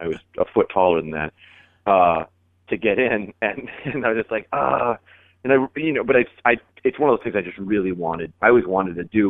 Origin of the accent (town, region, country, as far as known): Portland, Oregon, United States; born or raised there